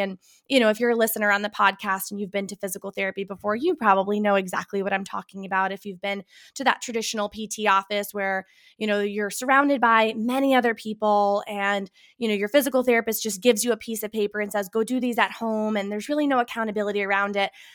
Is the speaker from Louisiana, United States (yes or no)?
no; Boston, Massachusetts, United States; now in Burlington, Connecticut, United States; I am originally from the Boston, Massachusetts area